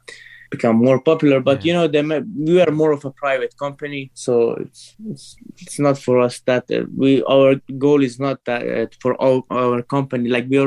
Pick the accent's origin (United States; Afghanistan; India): Afghanistan; Herat; born there; English is a second language; I was born in Herat, Afghanistan.